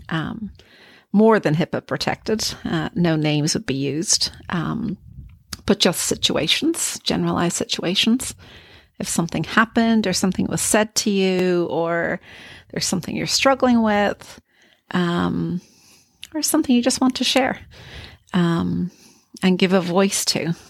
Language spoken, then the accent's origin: English; Ireland; I am Irish